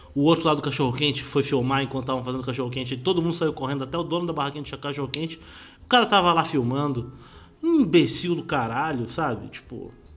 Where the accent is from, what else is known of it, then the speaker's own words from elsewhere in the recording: Brazil; Como brasileiro